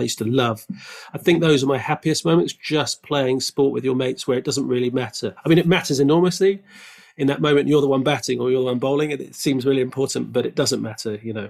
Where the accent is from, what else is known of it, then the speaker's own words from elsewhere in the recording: Canada; also born or lived in France / Hong Kong; I was born in France, then we moved to Hong Kong, then Canada, and Canada was where I first started doing sports.